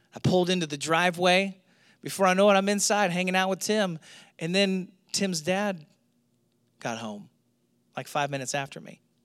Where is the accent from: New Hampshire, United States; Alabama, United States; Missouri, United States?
Missouri, United States; St. Louis; moved away; I grew up in Saint Louis